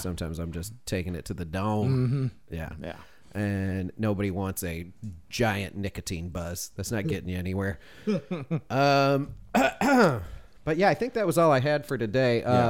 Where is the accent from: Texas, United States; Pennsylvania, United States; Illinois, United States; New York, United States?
Illinois, United States; Chicago; moved away as an adult; I was very young. I was fresh from Chicago.